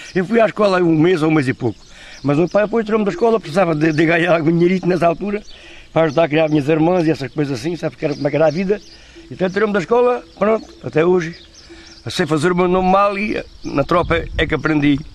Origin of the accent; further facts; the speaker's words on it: Portel, Alentejo, Portugal; Sou de Portel natural